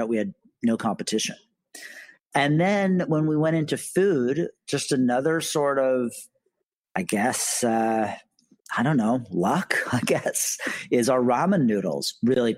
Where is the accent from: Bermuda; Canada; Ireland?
Canada; moved away as an adult; now in New York, United States; I'm Canadian originally. I moved to New York to start the company